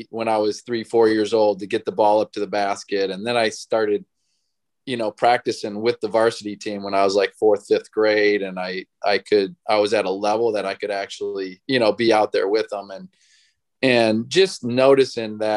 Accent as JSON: {"language": "English", "region": "Illinois", "country": "United States", "tie": "born or raised there", "said": "I grew up in Illinois"}